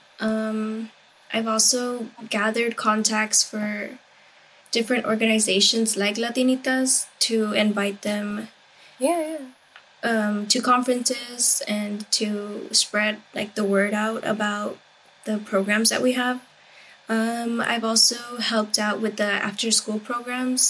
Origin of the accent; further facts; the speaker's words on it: Rio Grande Valley, Texas, United States; I grew up in the Rio Grande Valley